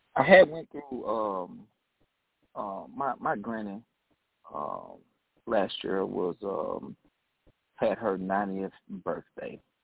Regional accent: Decatur, Mississippi, United States; I am calling from Decatur, Mississippi, my hometown.

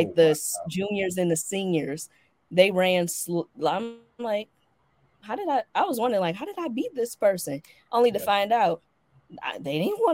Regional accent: Midwest, United States; And that, you know, I'm from the Midwest. We drive. Like, I come from a family that used to drive from Detroit to Atlanta yearly.

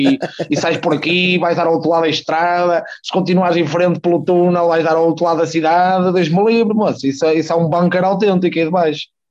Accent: Porto, Norte, Portugal; também nasci e criado, não em Gaia, mas na zona do Porto, mais propriamente a Rábida, ali junto, junto ao Aleixo.

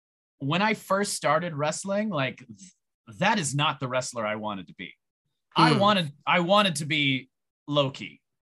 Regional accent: Canada; people didn't like me because people are fucking racist and they hated me because I was from Canada for no other reason.

